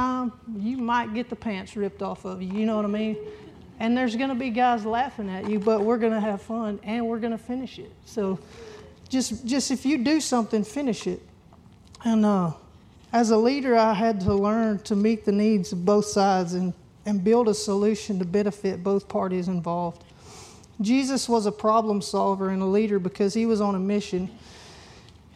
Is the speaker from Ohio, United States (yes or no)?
no; Texas, United States; little old me from Dayzetta, Texas